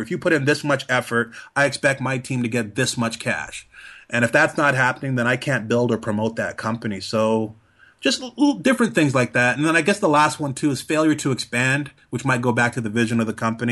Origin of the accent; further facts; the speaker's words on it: Trinidad & Tobago; moved away; I'm originally from Trinidad